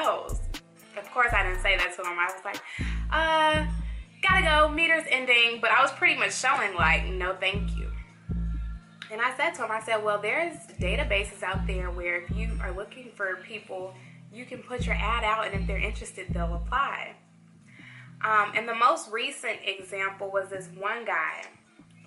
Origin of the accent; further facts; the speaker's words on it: Chicago, Illinois, United States; now in Atlanta, United States; I'm from Chicago